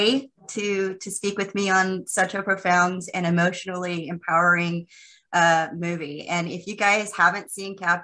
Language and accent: English; Texas, United States; I'm a Texas girl